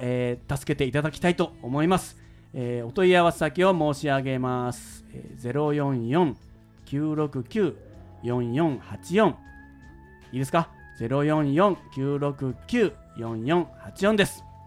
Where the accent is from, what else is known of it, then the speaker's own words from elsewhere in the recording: Shimonoseki, Yamaguchi, Japan; 下関市というところの生まれて育ったんですけど